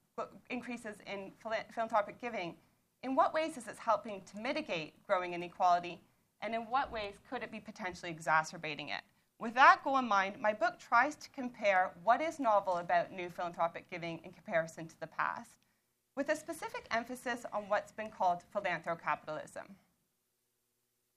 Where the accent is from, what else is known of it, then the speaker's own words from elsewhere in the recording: Toronto, Ontario, Canada; moved away as an adult; now in Colchester, United Kingdom; as you can tell from my accent, I'm from Toronto